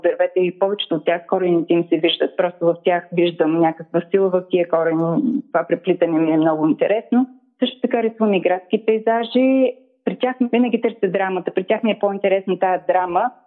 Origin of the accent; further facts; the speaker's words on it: Razgrad, Razgrad Province, Bulgaria; also born or lived in Ruse; аз съм родена в Разград в далечната 1967 година.